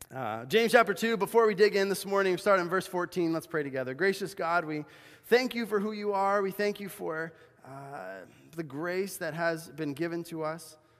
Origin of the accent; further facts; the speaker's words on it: Cochabamba, Bolivia; when I grew up in Bolivia, South America, as a missionary kid, and we would go shoe shopping in this place called the Cancha. It was this huge outdoor market in the city of Cochabamba where I lived.